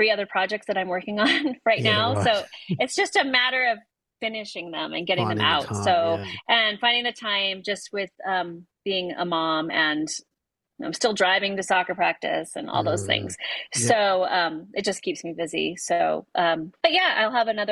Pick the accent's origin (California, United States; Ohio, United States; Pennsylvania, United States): California, United States; Los Angeles; now in New Mexico, United States; I grew up in Southern California, but I heard Spanish all the time.